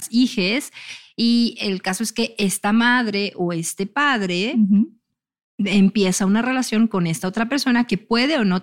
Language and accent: Spanish; Monterrey, Nuevo León, Mexico; regia. O sea, yo soy de Monterrey.